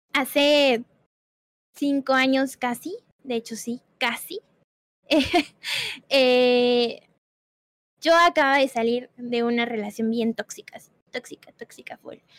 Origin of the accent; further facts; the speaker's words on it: Puebla, Mexico; yo soy de Puebla